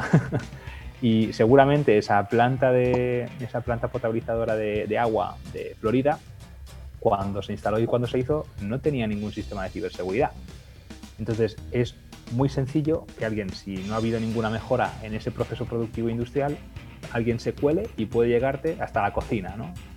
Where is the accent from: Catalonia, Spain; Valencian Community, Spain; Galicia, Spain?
Catalonia, Spain; Lleida; Yo nací en Lleida